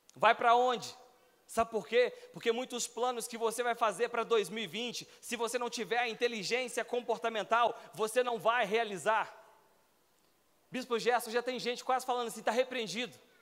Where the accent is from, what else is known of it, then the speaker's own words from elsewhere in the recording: Belo Horizonte, Minas Gerais, Brazil; moved away as an adult; now in Brasília, Brazil; eu morava em Belo Horizonte, sou natural de BH